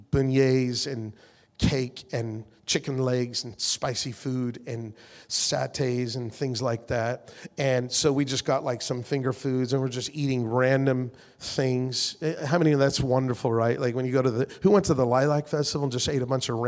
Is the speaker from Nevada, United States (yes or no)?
yes; Las Vegas, Nevada, United States; we're from the West Coast, Las Vegas.